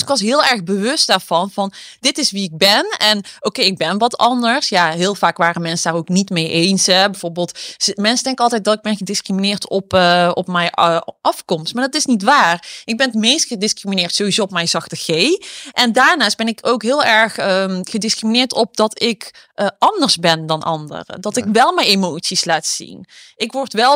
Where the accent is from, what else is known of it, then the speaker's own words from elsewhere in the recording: Eindhoven, North Brabant, Netherlands; ik ben dus opgegroeid in Eindhoven